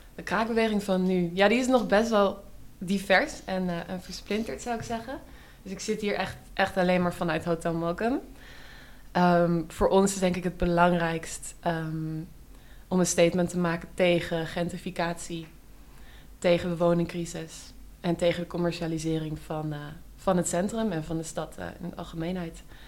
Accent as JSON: {"language": "Dutch", "town": "Amsterdam", "region": "North Holland", "country": "Netherlands", "tie": "born or raised there", "said": "ik kom uit Amsterdam. Ik ben hier opgegroeid. Ehm, in Oud-West."}